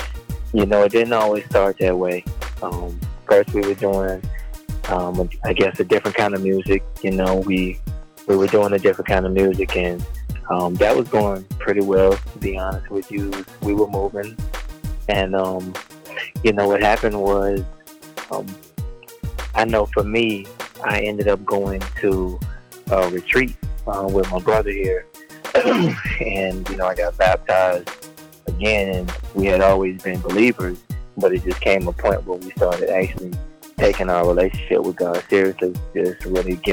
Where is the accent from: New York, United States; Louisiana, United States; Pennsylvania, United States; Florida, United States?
Florida, United States; Tampa; I'm from Tampa, Florida